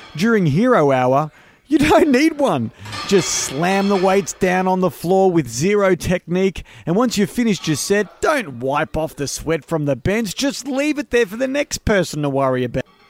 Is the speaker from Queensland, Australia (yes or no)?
no; Melbourne, Victoria, Australia; also born or lived in Greensborough, Melbourne / Epping, Melbourne; I did grow up in Melbourne.